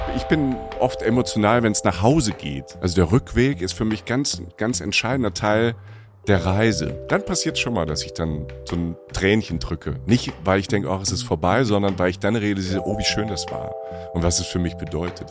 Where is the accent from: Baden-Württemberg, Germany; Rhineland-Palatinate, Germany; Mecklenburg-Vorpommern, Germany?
Rhineland-Palatinate, Germany; ich komme aus der Pfalz